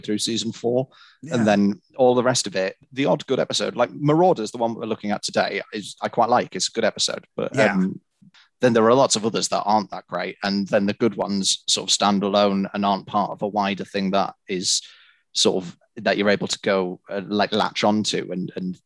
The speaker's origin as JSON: {"language": "English", "country": "United Kingdom", "said": "I'm British"}